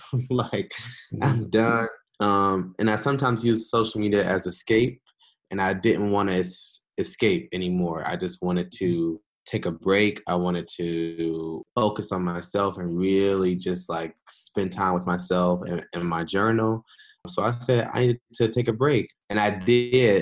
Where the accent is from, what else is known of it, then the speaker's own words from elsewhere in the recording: Detroit, Michigan, United States; also born or lived in Washington, District of Columbia, United States / Qatar; I am originally from Detroit, Michigan and that's still where I'm from. Uh, that's where I live.